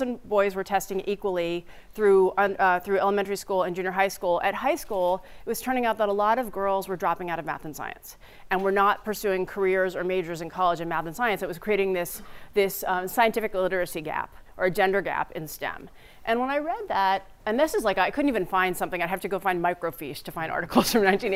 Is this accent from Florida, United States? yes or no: no; New Jersey, United States; also born or lived in Staten Island, New York; I moved to New Jersey